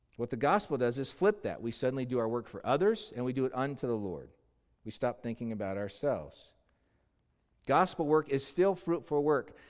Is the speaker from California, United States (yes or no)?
yes; Los Angeles, California, United States; Los Angeles, my hometown